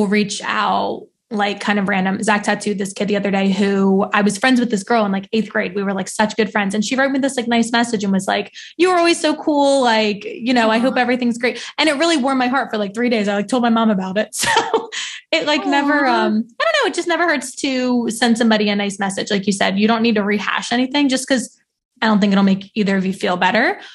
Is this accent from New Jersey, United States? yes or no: yes; New Jersey, United States; moved away as an adult; now in Philadelphia, United States; So I grew up in South Jersey